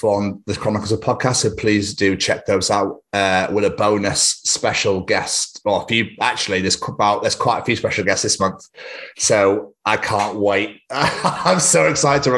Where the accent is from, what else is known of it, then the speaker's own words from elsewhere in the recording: Birmingham, West Midlands, United Kingdom; we're also from Birmingham